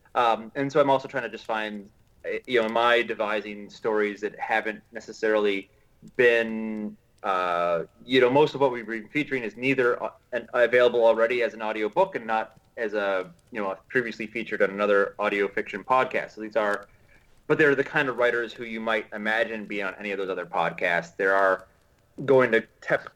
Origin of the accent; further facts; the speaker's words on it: United States; as an American